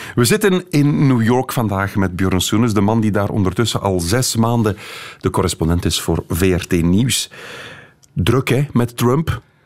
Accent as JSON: {"language": "Dutch", "town": "Kallo", "region": "Flanders", "country": "Belgium", "said": "Ik ben ook van Kaloe"}